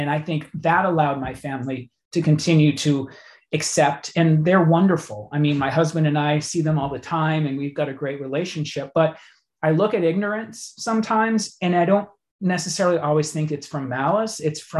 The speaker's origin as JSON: {"language": "English", "region": "Massachusetts", "country": "United States", "tie": "born or raised there", "said": "In Massachusetts."}